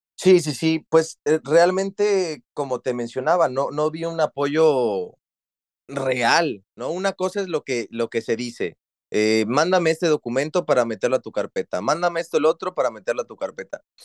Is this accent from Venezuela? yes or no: no; Mexico; moved away as an adult; also born or lived in Xalapa, Veracruz; now in Dublin, Ireland; nos fuimos de México porque hay inseguridad